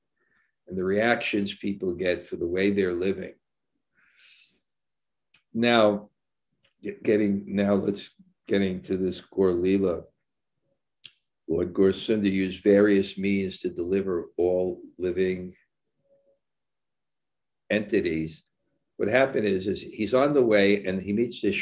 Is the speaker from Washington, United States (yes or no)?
no; New York City, New York, United States; I was born in Brooklyn